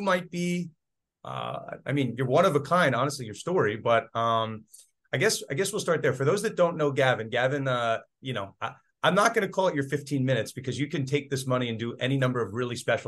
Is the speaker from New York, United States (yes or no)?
yes; New York, United States; I'm from New York